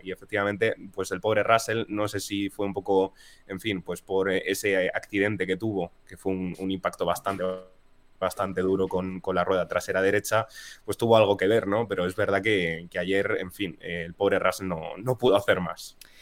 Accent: Spain; como españoles que somos

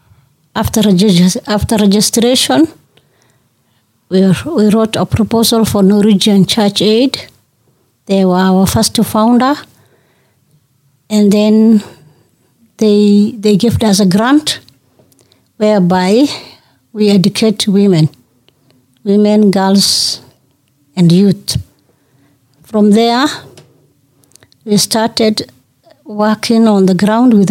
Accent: northern Kenya, Kenya; I come from Northern Kenya

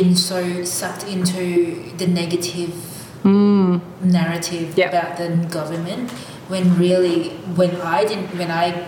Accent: Philippines; now in Australia; I come from the Philippines, which is a third world country

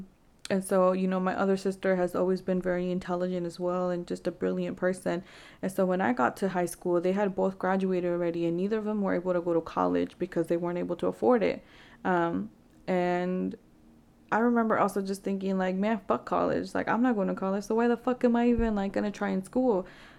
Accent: Vancouver, British Columbia, Canada; I remember, like, growing up in Vancouver, there wasn't really many resources

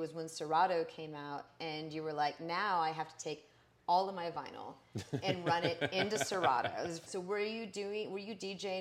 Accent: San Antonio, Texas, United States; moved away as an adult; now in Austin, United States; I'm from San Antonio

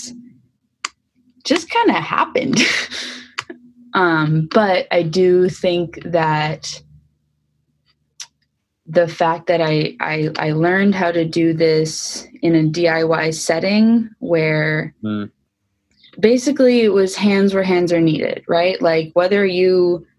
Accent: Oakland, California, United States; also born or lived in Berkeley, California; I grew up in Oakland and Berkeley

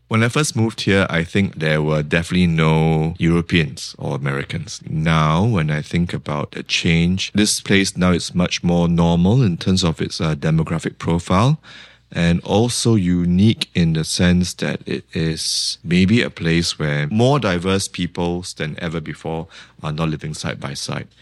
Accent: Singapore; my own memory of growing up in Singapore

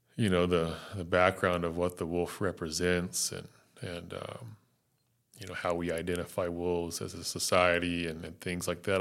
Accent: West Virginia, United States; also born or lived in North Carolina / Prescott, Arizona; now in New Mexico, United States; I'm from North Carolina originally and did a lot of growing up in West Virginia

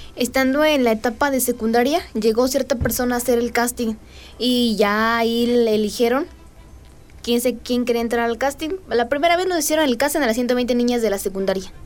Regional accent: Tolimán, Querétaro, Mexico; Yo soy originaria de Tolimán

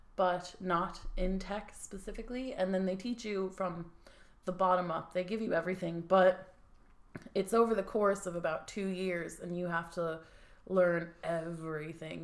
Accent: United States; now in Dublin, Ireland; we're from the good old US

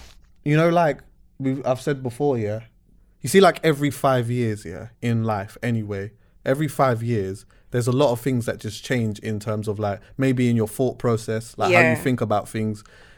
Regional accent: Jamaica; Yeah, I'm Jamaican.

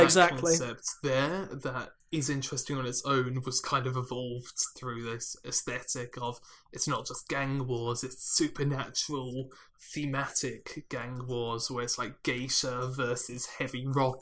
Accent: Australia; It's like, I go, g'day, mate. I'm Australian.

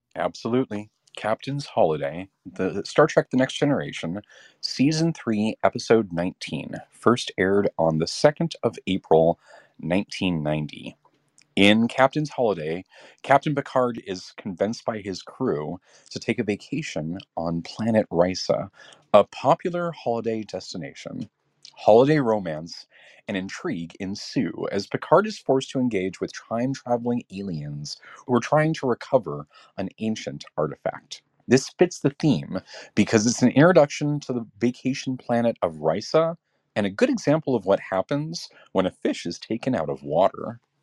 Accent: Southern California, United States; my family and I grew up in Southern California

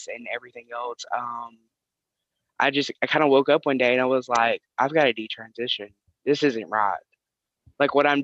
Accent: Tennessee, United States; I am from Tennessee

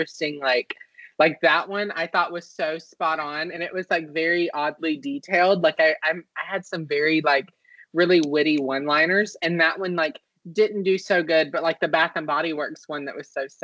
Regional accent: Shreveport, Louisiana, United States; So I'm from North Louisiana. So I'm from Shreveport

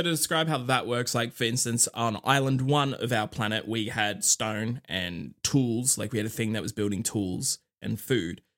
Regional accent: Australia; I'm Australian

